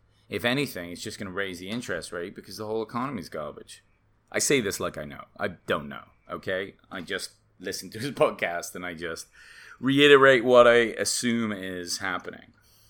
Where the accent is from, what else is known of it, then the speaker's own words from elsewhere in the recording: England, United Kingdom; now in United States; I came from England, I'm always like, why is college tuition so much in the United States.